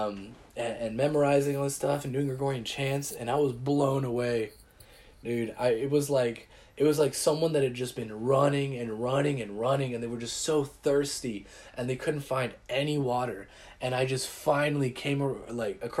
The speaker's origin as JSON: {"language": "English", "region": "Texas", "country": "United States", "said": "I'm from Texas. It's flat as heck."}